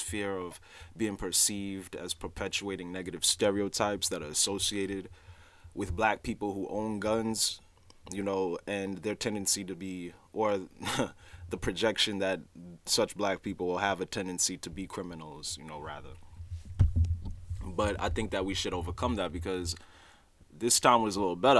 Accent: New York City, New York, United States; also born or lived in Haiti (ancestry); I'm Haitian, so even though I was born in Brooklyn, New York, my parents, they're both Haitian natives

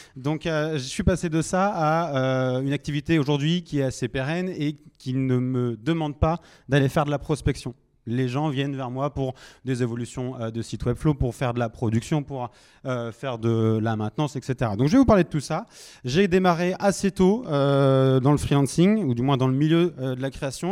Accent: Nantes, Pays de la Loire, France; moi je suis originaire de Nantes

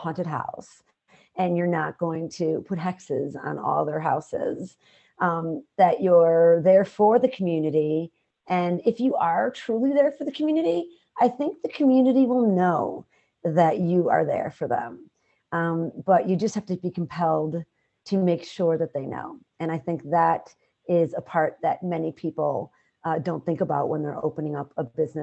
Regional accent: Chicago, Illinois, United States; where I grew up in the South, west side of Chicago

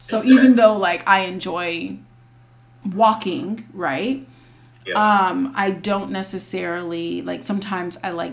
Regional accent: Charlotte, North Carolina, United States; I live in Charlotte currently, and I'm from Charlotte.

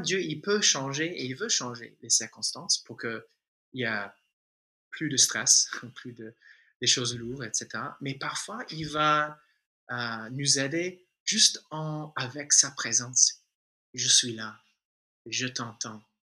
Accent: United States; French is a second language; moved away as an adult; now in Toulouse, France; si tu détectes un petit accent, euh, c'est en fait, euh, je suis un, un, Américain francisé. Ça fait, voilà, 19 ans bientôt euh, que je suis là déjà

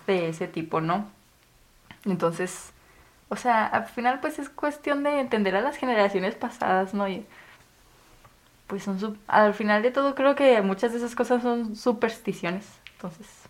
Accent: Chihuahua, Mexico; Soy de Chihuahua

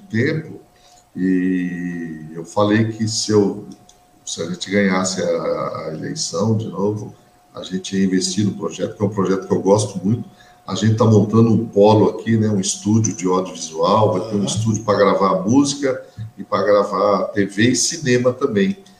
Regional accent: Suzano, São Paulo, Brazil; eu nasci em Suzano

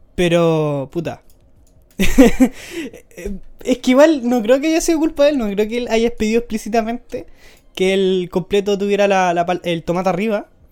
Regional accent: Curicó, Maule, Chile; yo soy de Curicó

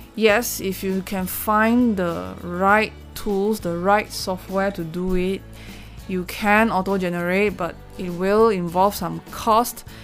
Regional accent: Malaysia; I'm Malaysian. I know a little bit of Malay

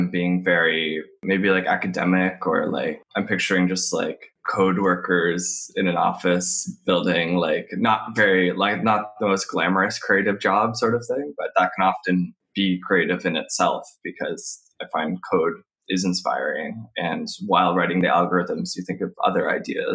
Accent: Nova Scotia, Canada; I'm from Nova Scotia, and growing up, it was kind of boring.

